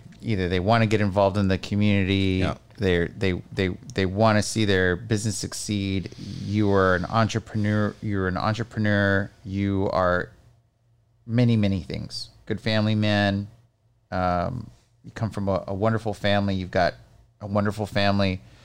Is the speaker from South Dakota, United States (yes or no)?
no; McAllen, Texas, United States; Like, I'm from McAllen and McAllen kicks ass.